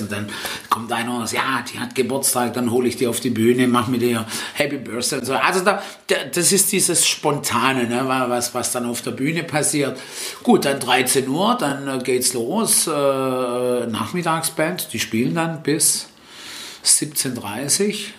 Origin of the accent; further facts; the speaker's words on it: Stuttgart, Baden-Württemberg, Germany; first language Italian; German is a second language; now in Waiblingen, Germany; wo ich auch herkomme oder aufgewachsen bin in Stuttgart-Möhringen